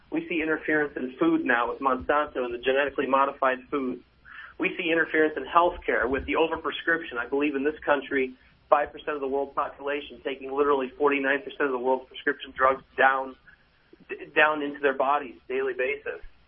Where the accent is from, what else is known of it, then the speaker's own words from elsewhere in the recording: United States; now in Norway; I get the privilege of being American and being a permanent resident in Norway